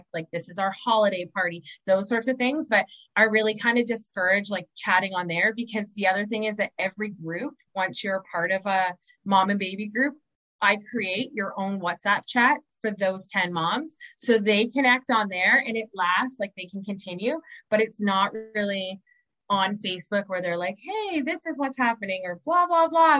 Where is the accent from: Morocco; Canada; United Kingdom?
Canada; Southern Ontario; moved away as an adult; now in Moncton, Canada; I'm from Southern Ontario.